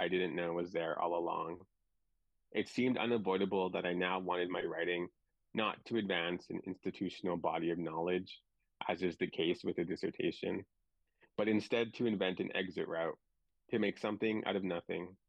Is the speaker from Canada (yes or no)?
yes; Driftpile Cree Nation, Northwest Alberta, Canada; now in Vancouver, Canada; I'm from the Driftpaw Cree Nation in Northwest Alberta